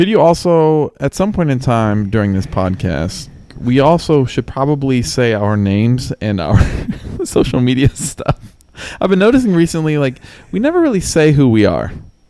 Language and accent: English; Metamora, Illinois, United States; I'm 30 years old. I'm from Metamora, Illinois.